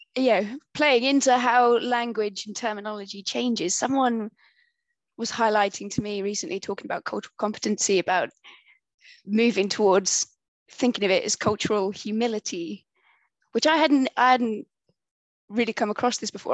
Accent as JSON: {"language": "English", "country": "United Kingdom", "also_born_or_lived": "Bristol", "accent": "British", "said": "identify me as, as the British voice"}